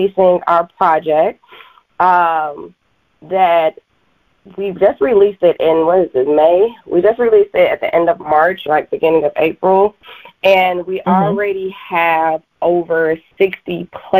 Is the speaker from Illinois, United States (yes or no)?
yes; Chicago, Illinois, United States; my hometown, Chicago